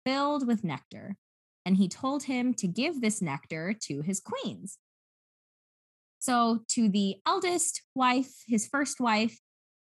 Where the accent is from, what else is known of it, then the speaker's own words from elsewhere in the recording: United States; accent: American; my American accent because I speak American English